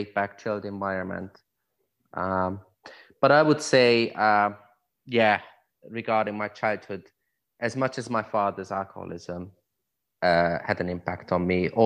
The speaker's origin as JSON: {"language": "English", "region": "Budapest", "country": "Hungary", "tie": "born or raised there", "also_born_or_lived": "Hungarian countryside", "moved": "yes", "said": "I was born and raised in Budapest"}